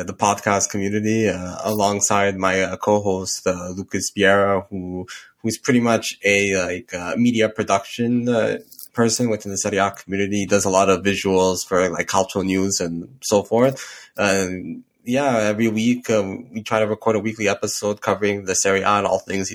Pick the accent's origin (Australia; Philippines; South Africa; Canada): Canada; Montreal, Quebec; I'm born and raised in Montreal, Canada.